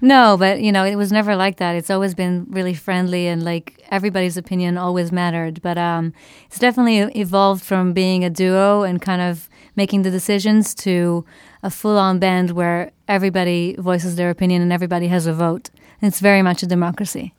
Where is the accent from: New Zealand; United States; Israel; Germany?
Israel; moved away; growing up in Israel, I listened to a lot of Israeli music